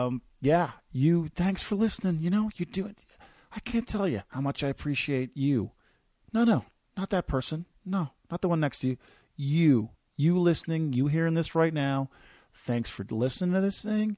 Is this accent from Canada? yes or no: yes; Newfoundland and Labrador, Canada; moved away as an adult; also born or lived in St. John's; now in Calgary, Canada; I'm from Newfoundland originally